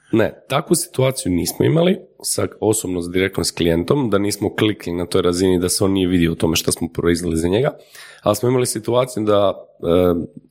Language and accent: Croatian; Croatia; kod nas u Hrvatskoj